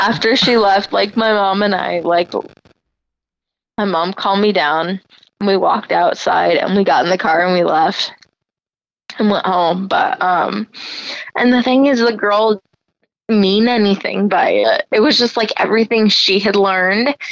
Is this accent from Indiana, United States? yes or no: yes; Warsaw, Indiana, United States; moved away; we grew up in Warsaw, Indiana, and everyone is Christian